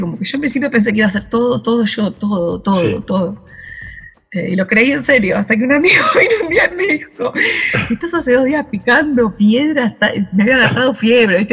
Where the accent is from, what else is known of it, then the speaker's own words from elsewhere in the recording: Carapachay, Buenos Aires Province, Argentina; moved away; me crié en el conurbano, en Carapachay, en Buenos Aires